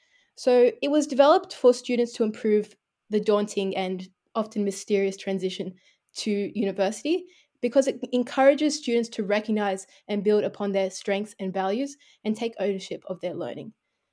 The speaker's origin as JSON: {"language": "English", "town": "Blacktown", "region": "New South Wales", "country": "Australia", "tie": "born or raised there", "said": "I grew up in a migrant family, and I was born and raised in Blacktown."}